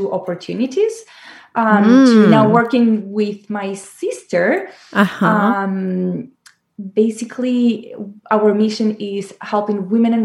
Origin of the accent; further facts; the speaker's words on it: Argentina; moved away as an adult; now in Los Angeles, United States; I'm from Argentina